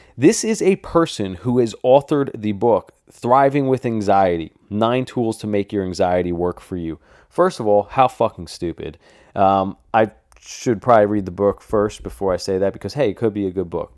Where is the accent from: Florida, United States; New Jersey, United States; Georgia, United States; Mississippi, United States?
New Jersey, United States; I'm from New Jersey, too